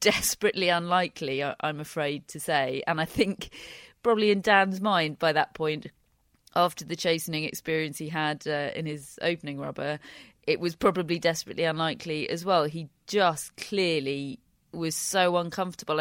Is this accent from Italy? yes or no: no; United Kingdom; being British